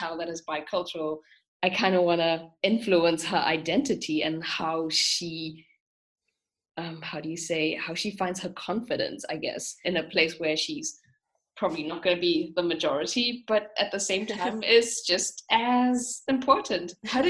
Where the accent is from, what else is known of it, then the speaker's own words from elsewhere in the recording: South Africa; now in Germany; so I come from South Africa. I'm now living in Germany. And growing up in South Africa, I was just always very aware of what a multicultural society we have.